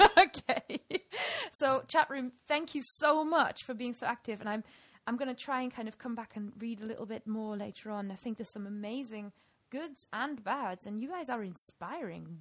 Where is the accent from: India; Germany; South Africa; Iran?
Germany; first language German; English is a second language; moved away as an adult; now in Lancaster, United Kingdom; I'm this sort of weird accent mix of having grown up in Germany and when I was 20, I moved to England